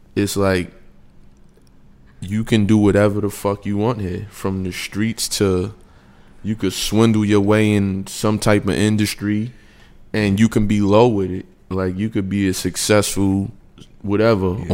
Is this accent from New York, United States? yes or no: yes; New York, United States; now in Atlanta, United States; us from New York